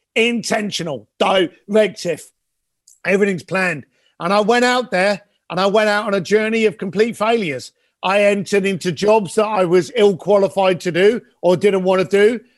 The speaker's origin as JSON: {"language": "English", "region": "London", "country": "United Kingdom", "tie": "born or raised there", "said": "I am a kid from London that you know left school at the age of fifteen, became a bricklayer because that's what my dad was"}